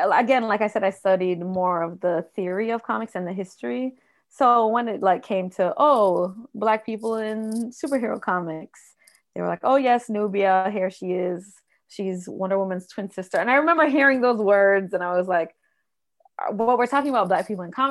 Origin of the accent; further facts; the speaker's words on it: Jamaica; I grew up in Jamaica